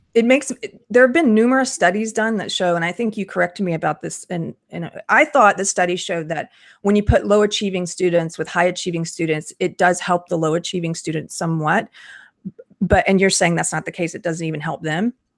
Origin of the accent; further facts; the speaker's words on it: South Carolina, United States; I'm from South Carolina.